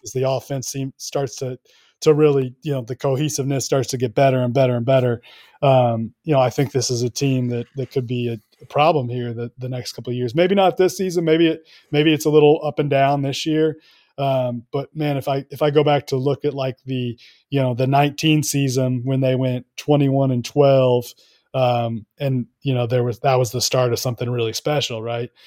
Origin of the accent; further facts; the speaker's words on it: Kansas City, United States; I am from Kansas City. went to Kansas, uh, just grew up a basketball diehard